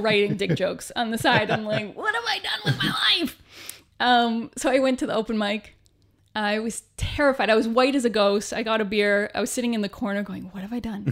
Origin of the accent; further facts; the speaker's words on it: Canada; moved away as an adult; also born or lived in Vancouver / Toronto; now in United Kingdom; being Canadian